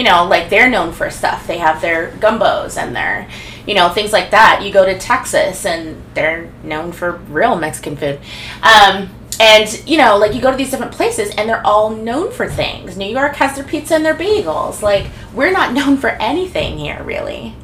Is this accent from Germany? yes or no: yes; Germany; moved away; I was raised in Germany